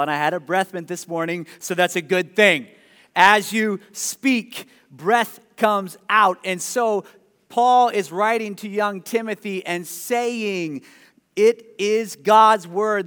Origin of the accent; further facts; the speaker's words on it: Ohio, United States; now in Des Moines, United States; I was growing up in Ohio